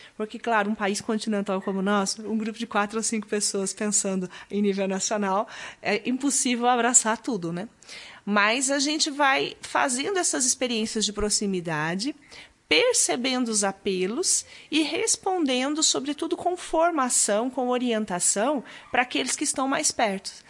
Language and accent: Portuguese; Maringá, Paraná, Brazil; also born or lived in Curitiba; eu sou paranaense, nasci no norte do Paraná, em Maringá. Lá já me envolvia com grupos de jovens desde muito cedo